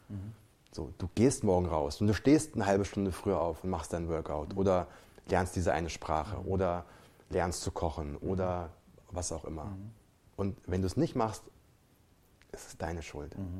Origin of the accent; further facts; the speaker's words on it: Germany; bei uns in Deutschland